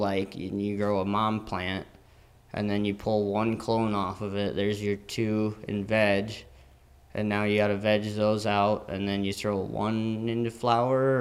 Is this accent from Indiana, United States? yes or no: no; Mitchell, South Dakota, United States; I grew up in Mitchell